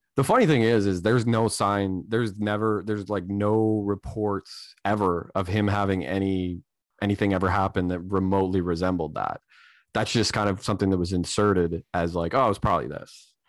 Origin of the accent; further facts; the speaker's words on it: Canada; I'm a Canadian